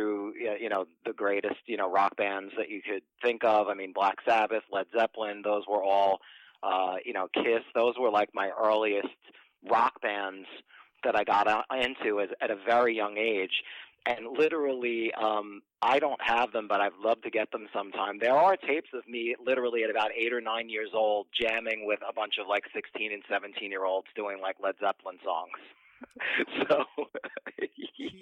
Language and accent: English; New Jersey, United States; moved away as an adult; also born or lived in New York; I was born and raised in New Jersey, and then I moved to New York in my early 20s